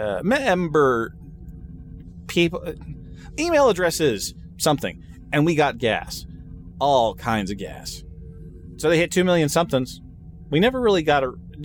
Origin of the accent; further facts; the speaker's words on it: California, United States; And I'm Californian streaming on such a Springs Day from Kansas somehow